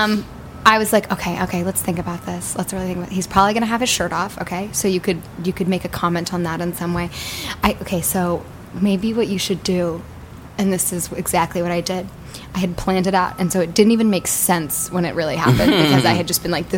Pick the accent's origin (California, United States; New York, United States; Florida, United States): California, United States; Northern; Grew up in Northern California